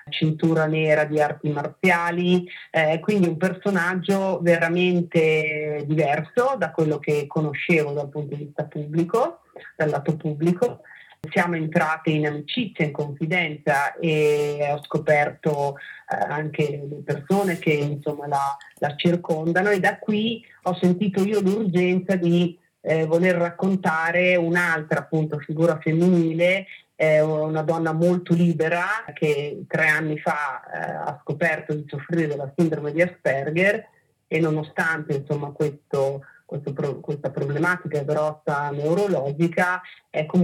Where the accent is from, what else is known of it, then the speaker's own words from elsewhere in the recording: Trentino-Alto Adige, Italy; io sono trentina